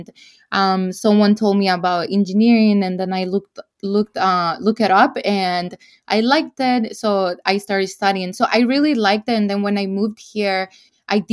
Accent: El Salvador; moved away as an adult; now in United States; I'm from El Salvador. I was born and raised there. And I moved to the U.S. when I was 19 years old.

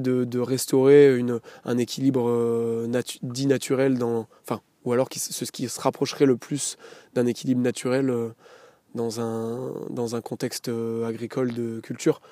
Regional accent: Saint-Barthélemy-le-Plain, Auvergne-Rhône-Alpes, France; j'ai grandi donc à Saint-Barthélemy-le-Plein dans le village où je me suis installé

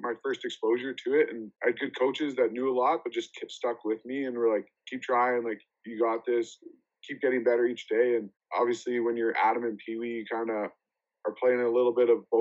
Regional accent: Sherwood Park, Alberta, Canada; I grew up in Sherwood Park, Alberta, so it's just outside Edmonton.

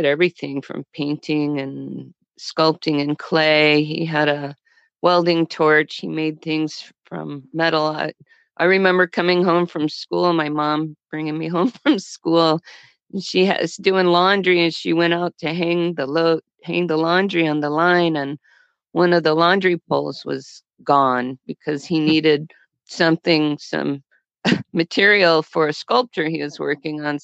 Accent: Fort Worth, Texas, United States; I was born in Fort Worth, Texas

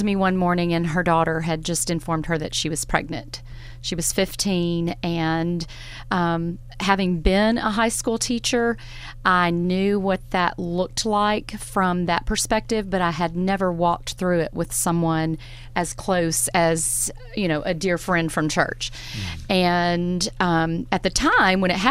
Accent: Florence, Alabama, United States; moved away as an adult; also born or lived in Nashville, Tennessee; now in Hartselle, United States; I'm from Florence, yes, so, native.

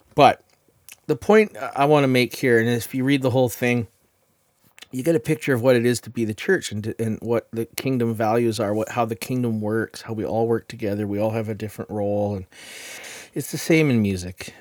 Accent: Chilliwack, British Columbia, Canada; I'm from Chilliwack.

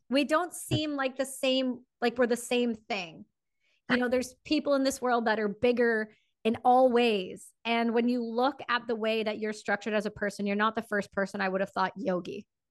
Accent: Canada; me being Canadian

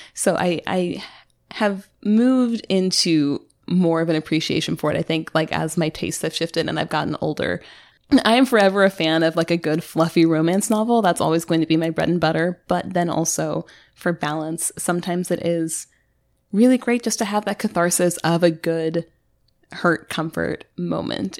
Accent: United States; We're American

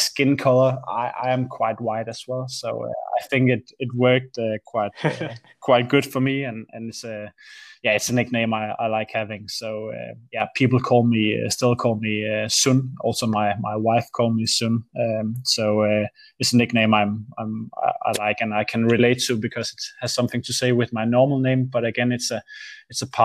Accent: Aarhus, Central Denmark Region, Denmark; AGF is the local football club here in Aarhus, where I'm from

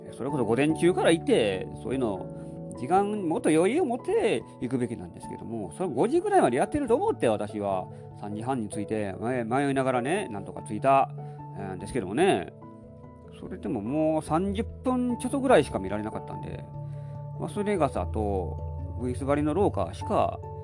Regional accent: along the Kintetsu railway line, Kansai, Japan; 私はもう近鉄沿線で育ってきたので

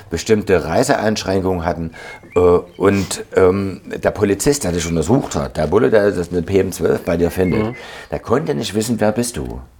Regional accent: Leipzig, Saxony, Germany; aber wir als Leipziger, wir waren immer extrem aktiv.

